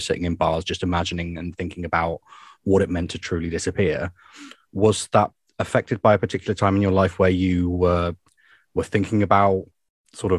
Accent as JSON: {"language": "English", "region": "England", "country": "United Kingdom", "said": "I'm English as well."}